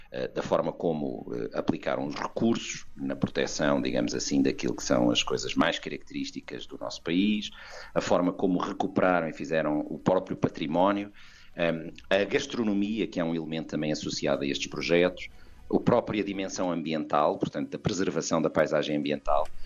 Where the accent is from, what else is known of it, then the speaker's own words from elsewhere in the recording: Coimbra, Centro, Portugal; eu, como sabe, sou de Coimbra